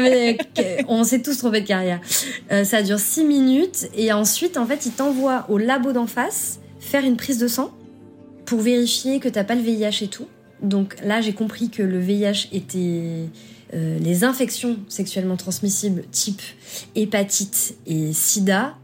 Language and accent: French; France; je suis française.